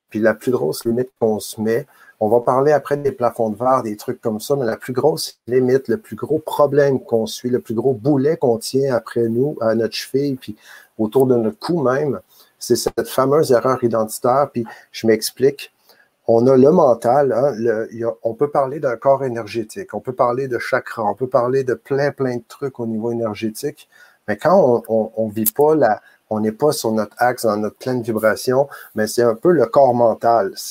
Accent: Quebec, Canada; je suis euh, un homme, je suis euh, un citoyen canadien, je suis un Québécois, je suis

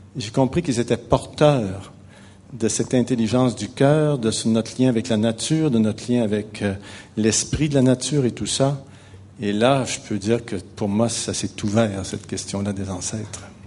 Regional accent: Quebec, Canada; je suis québécois, je viens du Québec, ça doit s'entendre un petit peu

